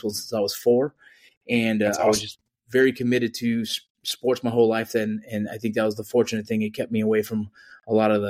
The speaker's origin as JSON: {"language": "English", "town": "Los Angeles", "region": "California", "country": "United States", "tie": "born or raised there", "said": "I was born in the San Fernando Valley in Los Angeles, California."}